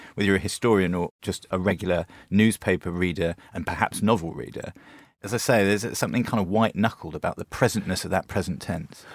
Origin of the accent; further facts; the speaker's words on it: United Kingdom; growing up in Britain in the eighties and nineties